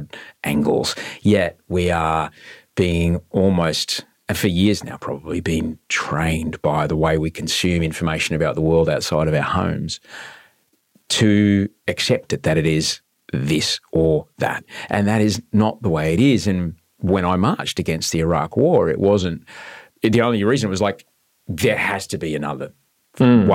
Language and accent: English; Brisbane, Queensland, Australia; I'm from Brisbane